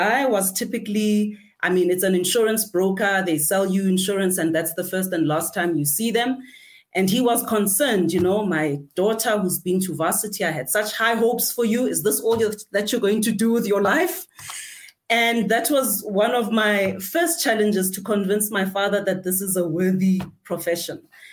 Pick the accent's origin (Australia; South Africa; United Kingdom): South Africa; Gauteng; I'm a thoroughbred, Gauteng born from Togoza